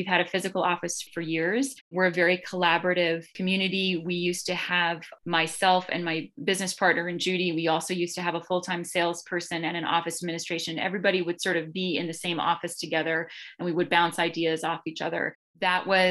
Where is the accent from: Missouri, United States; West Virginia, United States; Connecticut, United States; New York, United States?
Connecticut, United States; now in Boston, United States; my hometown, which is Connecticut, but I live in Jamaica Plain. I've been Boston-based since 1998